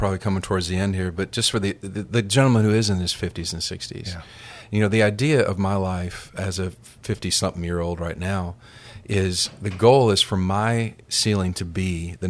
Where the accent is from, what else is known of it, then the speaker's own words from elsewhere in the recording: Minnesota, United States; So my dad and I grew up in Minnesota